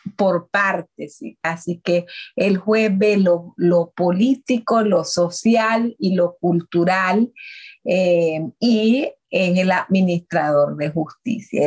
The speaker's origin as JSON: {"language": "Spanish", "area": "Miskitu community on the Coco River, Mosquitia of Nicaragua", "region": "North Caribbean Coast Autonomous Region", "country": "Nicaragua", "tie": "born or raised there", "said": "me crié en una comunidad del pueblo Miskitu llamado Viluascarma en el río Coco que aún lo llamamos la mosquitia de Nicaragua"}